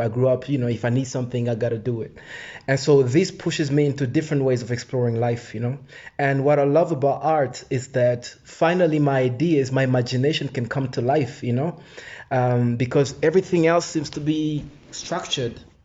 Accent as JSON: {"language": "English", "town": "Goma", "region": "North Kivu", "country": "DR Congo", "tie": "born or raised there", "also_born_or_lived": "Rwanda", "moved": "yes", "said": "I was born in Goma in 81"}